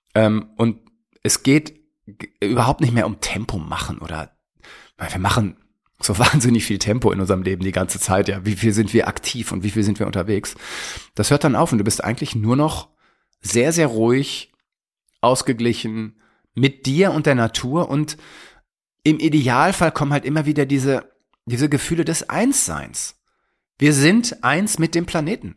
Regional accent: Germany; bei uns in Deutschland

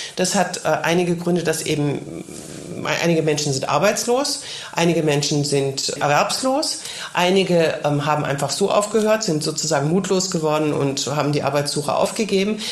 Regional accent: Germany; now in Paris, France; bei uns in Deutschland

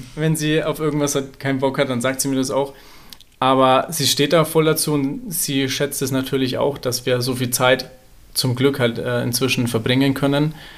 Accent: Nuremberg, Bavaria, Germany; Ich komme ja aus Nürnberg.

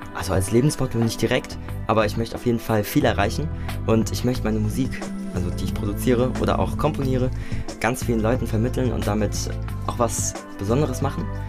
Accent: Nackenheim, Rhineland-Palatinate, Germany; also born or lived in Mainz; Nicht in Mainz, ich komme aus Nackenheim ursprünglich und da bin ich auch aufgewachsen.

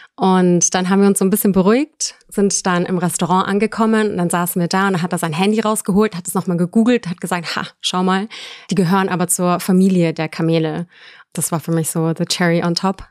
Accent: Munich, Bavaria, Germany; ich komme aus München und wohne aktuell auch noch in München.

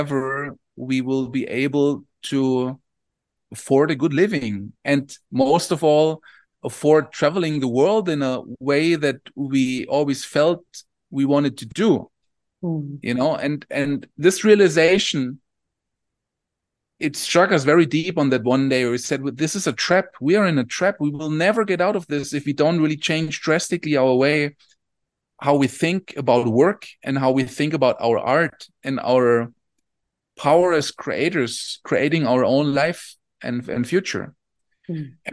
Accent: Southern Germany, Germany; I come from Southern Germany.

